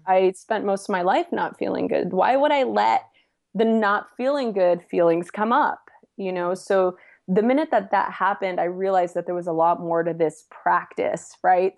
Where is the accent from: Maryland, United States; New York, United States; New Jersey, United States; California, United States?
California, United States; Los Angeles; I'm from East L A originally, born and raised